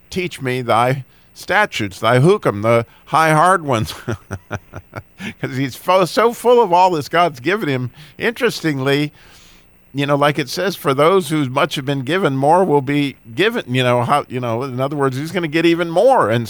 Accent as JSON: {"language": "English", "region": "Idaho", "country": "United States", "tie": "born there", "also_born_or_lived": "North Carolina / Illinois / Michigan / California", "said": "I was born in Idaho, but I live in North Carolina."}